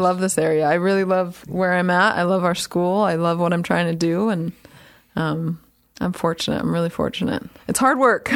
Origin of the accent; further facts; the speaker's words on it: Santa Clara, California, United States; moved away as an adult; also born or lived in Fresno, California / North Carolina / San Francisco, California / Sacramento, California; now in Nampa, Idaho, United States; I'm born and raised in Santa Clara, California